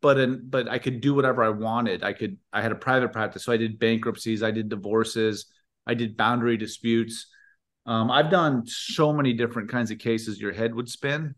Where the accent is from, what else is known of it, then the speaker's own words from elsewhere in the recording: Indiana, United States; moved away; also born or lived in Washington; grew up in Indiana